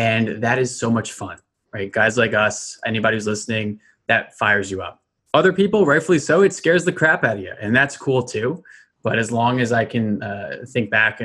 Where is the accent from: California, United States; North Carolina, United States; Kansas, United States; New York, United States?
New York, United States; Westchester; I grew up in Westchester, New York.